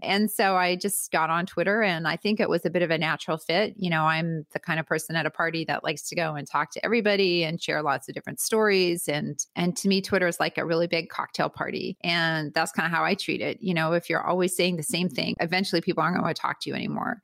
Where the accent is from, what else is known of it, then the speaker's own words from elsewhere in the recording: Winnipeg, Manitoba, Canada; moved away as an adult; now in United States; I'm originally from Canada, from Winnipeg, Canada